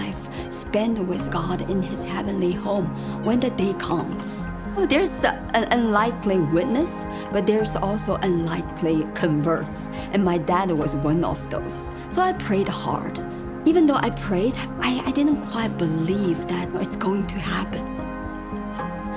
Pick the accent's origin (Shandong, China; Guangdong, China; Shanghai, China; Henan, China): Shanghai, China; moved away as an adult; now in United States; I was born and raised in Shanghai, China